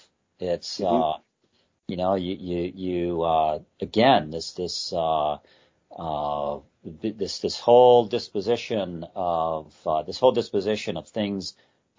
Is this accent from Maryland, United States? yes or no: no; Detroit, Michigan, United States; I grew up in the Detroit area.